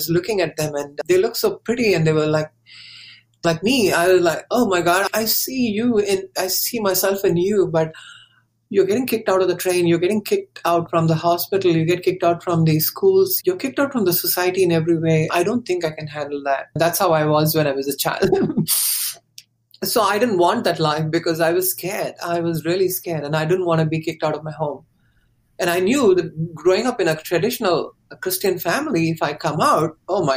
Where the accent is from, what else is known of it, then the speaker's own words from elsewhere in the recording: India; moved away as an adult; now in Thousand Oaks, United States; we were born and brought up in India